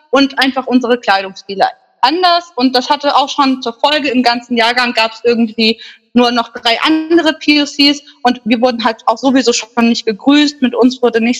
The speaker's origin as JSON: {"language": "German", "town": "Minden", "region": "North Rhine-Westphalia", "country": "Germany", "tie": "born there", "said": "ja, aus Deutschland, ich bin in Minden geboren. Ich bin Deutsche."}